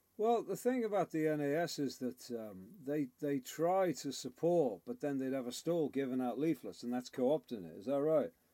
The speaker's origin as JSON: {"language": "English", "town": "Liverpool", "region": "North West England", "country": "United Kingdom", "tie": "born or raised there", "moved": "yes", "said": "I grew up in Liverpool"}